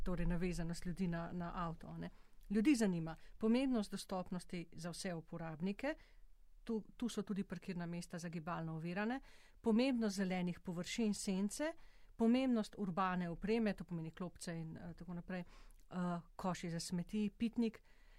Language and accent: Slovenian; Slovenia